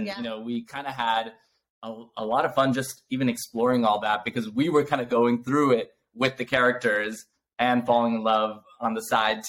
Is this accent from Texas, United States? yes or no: no; New York, United States; I'm a New Yorker by heart